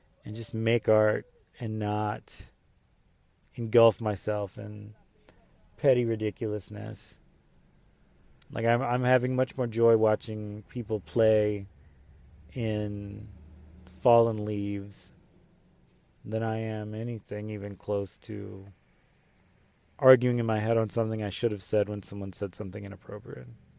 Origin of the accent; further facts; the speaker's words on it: the South, United States; growing up in the South